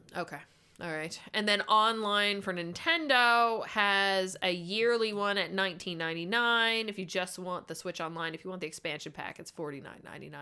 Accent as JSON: {"language": "English", "country": "Canada", "said": "we're Canadian"}